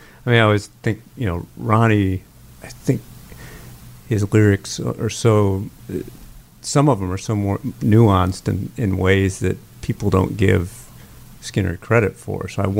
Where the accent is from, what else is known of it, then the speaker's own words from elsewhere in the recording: Wisconsin, United States; now in Jacksonville, United States; Growing up in Wisconsin